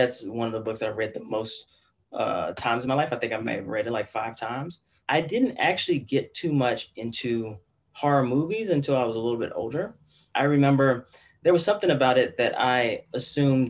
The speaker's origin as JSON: {"language": "English", "town": "Washington", "region": "District of Columbia", "country": "United States", "tie": "born or raised there", "said": "I grew up in Washington, D.C. I grew up in D.C., D.C. Some people say like the D.C. area, but I grew up in Southeast D.C."}